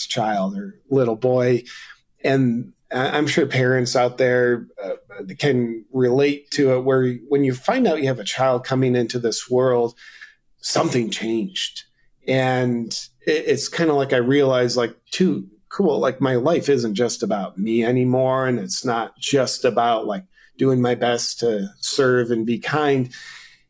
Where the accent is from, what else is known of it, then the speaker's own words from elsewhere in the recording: United States; as an American